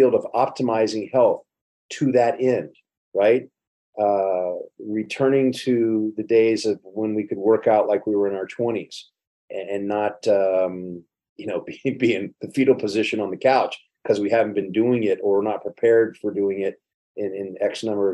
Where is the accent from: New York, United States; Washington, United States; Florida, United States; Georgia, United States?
Florida, United States; Miami; I'm from Coconut Grove, Florida, South Florida. And we had a lot of Jamaican influence there when I was growing up anyway.